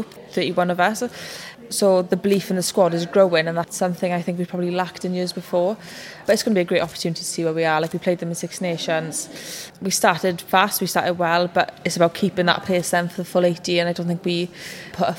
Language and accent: English; Welsh, Wales, United Kingdom; I'm Welsh